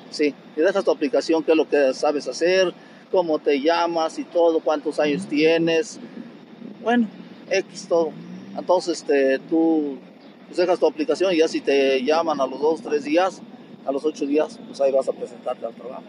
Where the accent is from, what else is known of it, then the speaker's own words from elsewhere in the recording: Querétaro, Mexico; moved away as an adult; also born or lived in Mexico City / Raleigh, North Carolina, United States / Madison, Wisconsin, United States; regresé otra vez aquí a Querétaro.